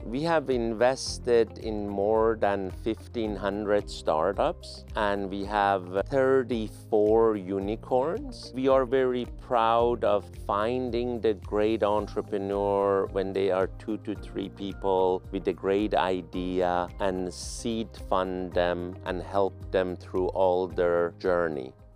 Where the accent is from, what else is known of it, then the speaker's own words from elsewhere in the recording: Tehran, Tehran Province, Iran; also born or lived in Palo Alto, United States; now in United States; I'm originally from Iran, Tehran